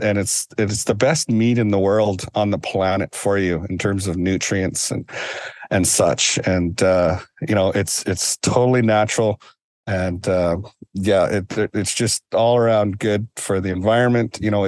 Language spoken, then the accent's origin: English; British Columbia, Canada; as a young boy and growing up in Gixan territory and in Tsimshian territory, I was always taught that you only took what you needed